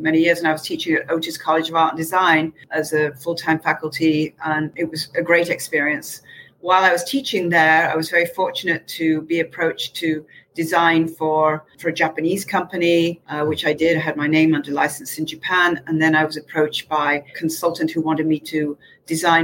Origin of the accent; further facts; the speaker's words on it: Manchester, North West England, United Kingdom; moved away; I'm from bloody Manchester